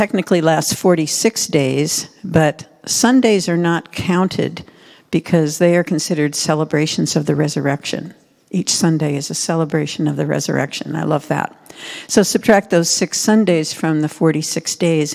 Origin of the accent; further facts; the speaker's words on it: Midwest, United States; when I was growing up in the Midwest